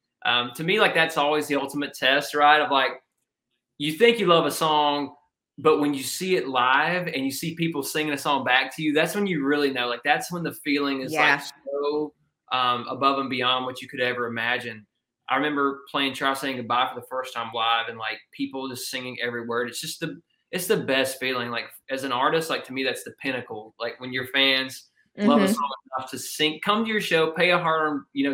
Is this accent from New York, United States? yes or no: no; Georgia, United States; my hometown in Georgia